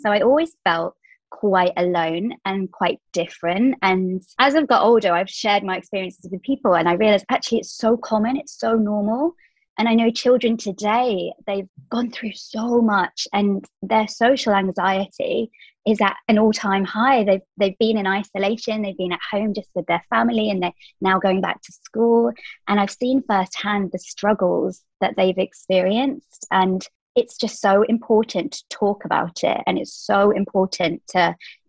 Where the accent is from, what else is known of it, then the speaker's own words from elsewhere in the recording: England, United Kingdom; moved away as an adult; now in Dubai, United Arab Emirates; I currently live in Dubai. So I'm from England, but I've been here 5 years now.